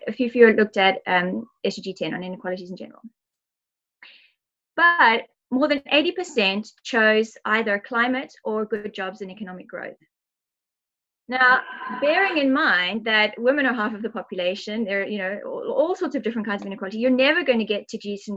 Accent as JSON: {"language": "English", "country": "South Africa", "said": "I'm South African"}